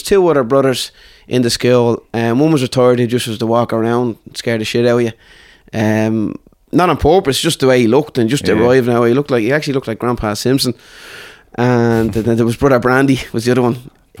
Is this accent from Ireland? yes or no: yes; Dublin, Leinster, Ireland; So lived in Artane I grew up in Artane basically.